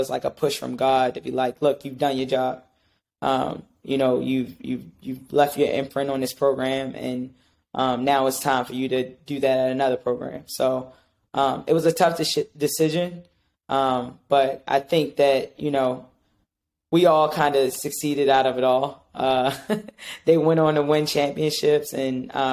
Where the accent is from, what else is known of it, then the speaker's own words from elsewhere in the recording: Baltimore, Maryland, United States; moved away as an adult; also born or lived in Delaware / Massachusetts; now in New York, United States; I'm from Maryland, from Baltimore.